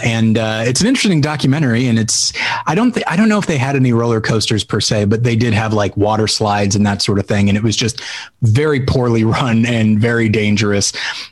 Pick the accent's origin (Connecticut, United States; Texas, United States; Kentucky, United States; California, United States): California, United States; I grew up in California